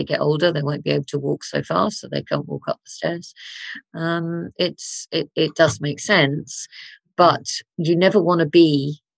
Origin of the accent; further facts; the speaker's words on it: Margate, South East England, United Kingdom; I grew up in Margate, just down the road